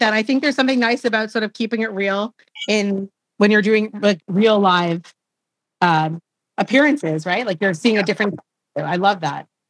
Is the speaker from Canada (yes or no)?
yes; Canada; I'm Canadian